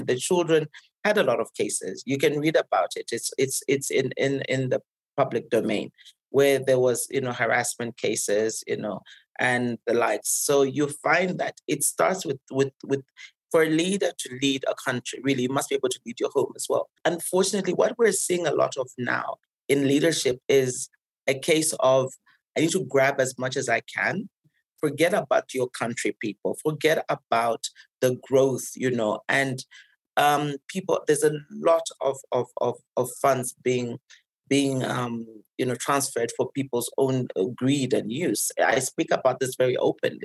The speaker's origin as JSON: {"language": "English", "country": "Zambia", "tie": "born or raised there", "moved": "yes", "lives_now": "Nairobi, Kenya"}